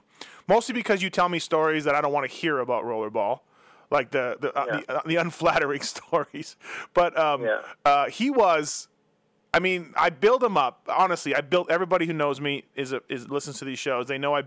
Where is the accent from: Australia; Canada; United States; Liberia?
Canada; we are Canadian